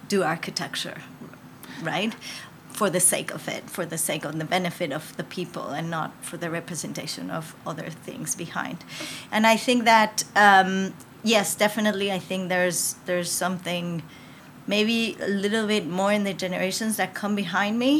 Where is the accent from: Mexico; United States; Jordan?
Mexico; I was born in Mexico, and I feel I'm Mexican totally